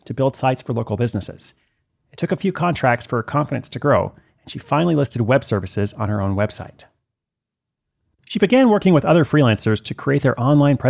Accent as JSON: {"language": "English", "town": "Portland", "region": "Oregon", "country": "United States"}